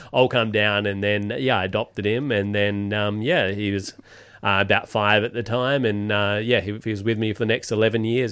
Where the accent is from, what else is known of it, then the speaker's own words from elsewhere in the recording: Perth, Western Australia, Australia; moved away; we're from Perth.